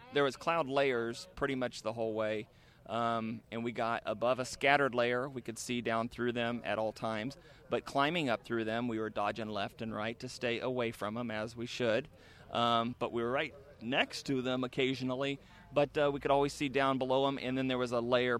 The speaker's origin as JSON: {"language": "English", "region": "Midwest", "country": "United States", "said": "I'm from the Midwest."}